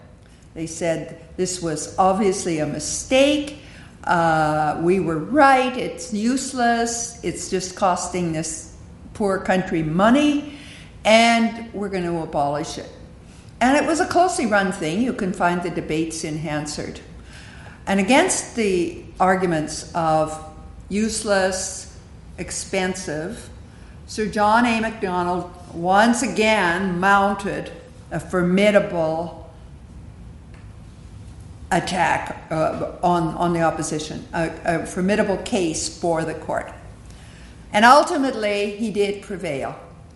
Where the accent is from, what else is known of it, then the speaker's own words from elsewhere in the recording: Canada; we are Canadian